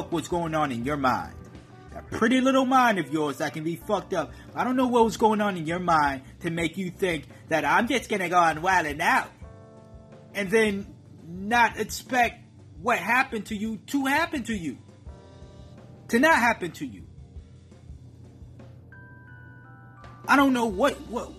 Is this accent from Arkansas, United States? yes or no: no; Massachusetts, United States; I'm from Massachusetts